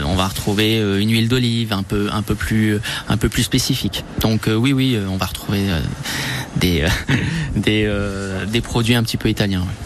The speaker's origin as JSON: {"language": "French", "country": "France", "tie": "born or raised there", "said": "je suis né en France, enfin je suis d'origine française et italienne."}